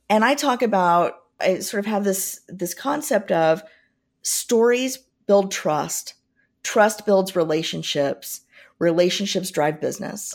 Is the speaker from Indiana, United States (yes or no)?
yes; Southern Indiana, United States; I grew up in Southern Indiana